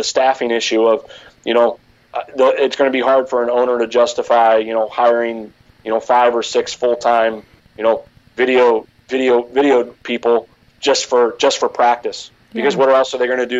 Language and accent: English; Cincinnati, Ohio, United States; growing up in Cincinnati, I grew up a Bengals fan